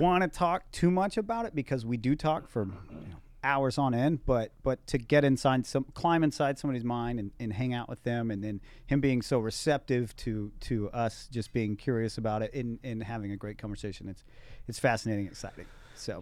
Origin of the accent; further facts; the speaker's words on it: Texas, United States; I'm from Texas